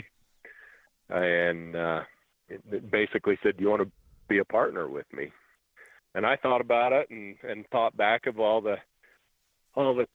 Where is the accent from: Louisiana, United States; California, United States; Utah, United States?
Utah, United States; Manti; moved away; I came from Manti, is where I grew up, so they literally were my backyard